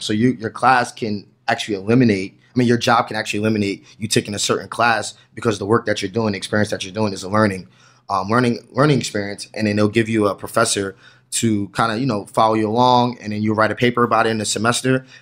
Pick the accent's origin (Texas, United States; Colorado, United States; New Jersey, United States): New Jersey, United States; I'm from New Jersey